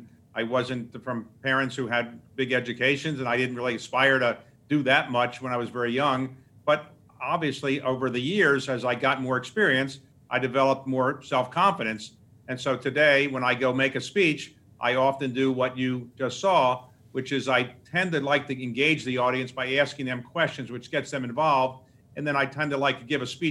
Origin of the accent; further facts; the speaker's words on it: Baltimore, Maryland, United States; I grew up in Baltimore